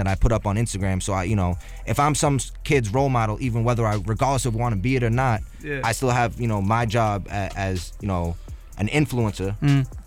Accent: New York City, New York, United States; I grew up in Staten Island

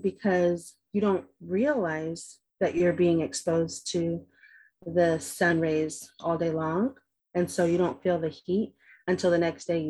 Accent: San Pedro, California, United States; moved away as an adult; now in Fiji; I grew up in San Pedro, in Pedro, and we have, and I grew up mostly on the side of San Pedro that's the closest to the water.

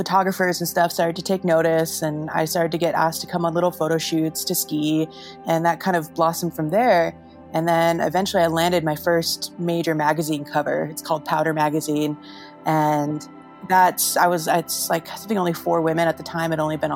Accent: Idaho, United States; also born or lived in Salt Lake City; My folks were like classic ski bums, and we were living in Idaho

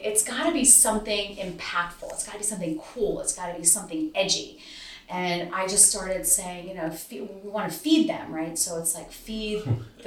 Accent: Newtown, Pennsylvania, United States; Newtown Borough and Newtown Township, because that's my hometown department

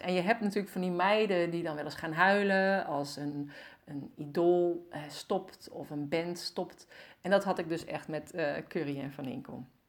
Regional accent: North Brabant, Netherlands; accent: Brabants; ik kom uit Brabant

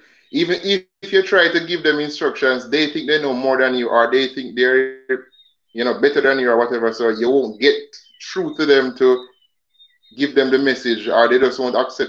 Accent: Jamaica

